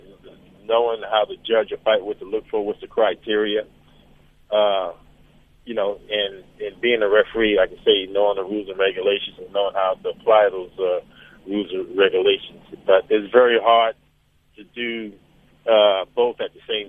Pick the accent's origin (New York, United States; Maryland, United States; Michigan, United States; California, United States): New York, United States; New York City; growing up in Brooklyn, New York